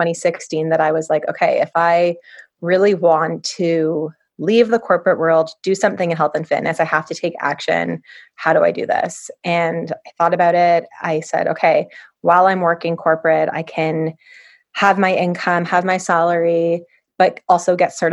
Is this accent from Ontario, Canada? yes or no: yes; Toronto, Ontario, Canada; I was born and raised in Toronto